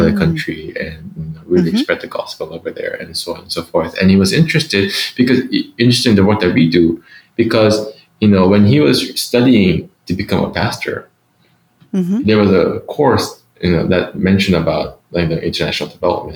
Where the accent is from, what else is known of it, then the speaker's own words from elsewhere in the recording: Philippines; I grew up in the Philippines